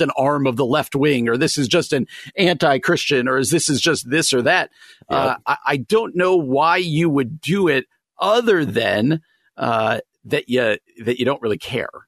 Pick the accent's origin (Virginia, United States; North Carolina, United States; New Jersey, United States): New Jersey, United States; I grew up in New Jersey